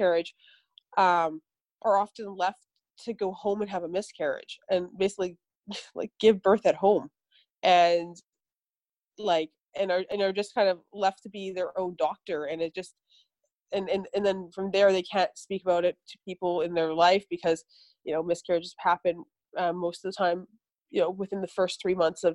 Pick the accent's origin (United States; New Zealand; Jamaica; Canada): Canada; Vancouver, British Columbia; I grew up in Canada, in Vancouver